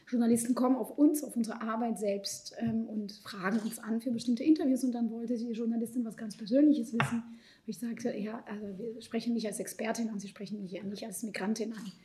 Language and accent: German; Lviv, Lviv Oblast, Ukraine; born there; also born or lived in Israel; Ich bin in Lemberg geboren. Ich sage auch ganz explizit Lemberg, Lviv und nicht Ukraine. Ich bin dort geboren, dort kommt Teil meiner Familie her